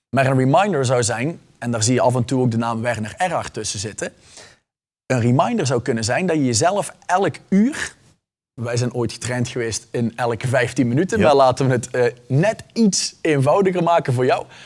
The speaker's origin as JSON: {"language": "Dutch", "region": "Flanders", "country": "Belgium", "tie": "born or raised there", "said": "ik ben geboren en getogen Vlaming. Ik heb alleen ooit een Nederlandse tonginfectie opgelopen en ik kom er niet vanaf."}